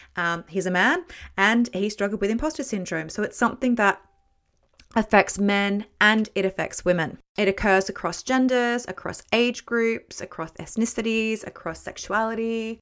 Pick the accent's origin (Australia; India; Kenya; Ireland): Australia; moved away as an adult; also born or lived in Bradford, West Yorkshire / London; I'm Australian, so my working experience was Australia and then Bradford in the, in West Yorkshire